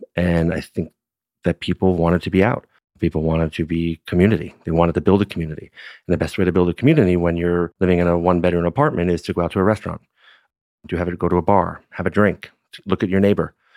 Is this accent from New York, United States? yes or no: yes; New York City, New York, United States; now in Napa Valley, United States; Born and raised in Brooklyn